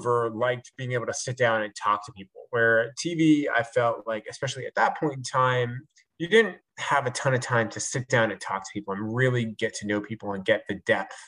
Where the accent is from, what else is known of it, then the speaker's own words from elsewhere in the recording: Long Island, New York, United States; moved away; I grew up in New York, on Long Island.